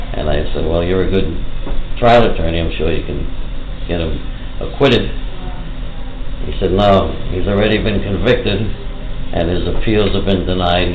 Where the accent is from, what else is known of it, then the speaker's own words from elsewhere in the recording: New York City, New York, United States; I grew up in Woodside, Woodside Section, Queens